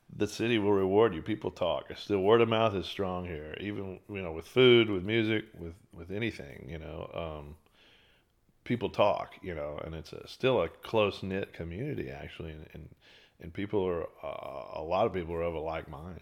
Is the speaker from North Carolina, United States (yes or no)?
no; Beaumont, Texas, United States; now in Austin, United States; East Texas towns, like Beaumont, my hometown